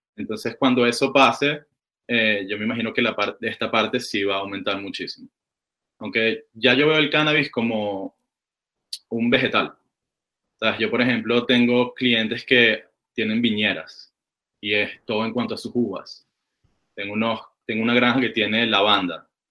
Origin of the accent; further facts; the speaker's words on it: Caracas, Capital District, Venezuela; now in California, United States; yo vengo de Caracas, Venezuela